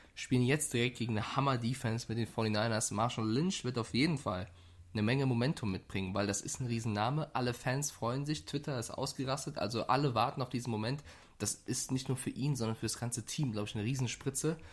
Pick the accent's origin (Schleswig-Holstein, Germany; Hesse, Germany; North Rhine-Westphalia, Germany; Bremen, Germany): Hesse, Germany; Frankfurt; ich komme ja aus Frankfurt